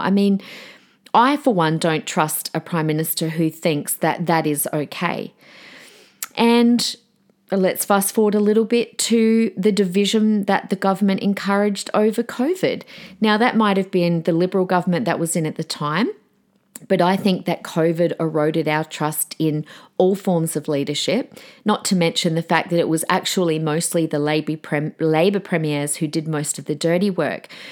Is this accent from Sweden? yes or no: no; Australia